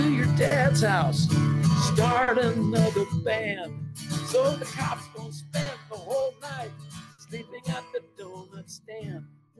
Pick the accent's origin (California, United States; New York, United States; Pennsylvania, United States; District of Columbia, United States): California, United States; Growing up in Southern Cal.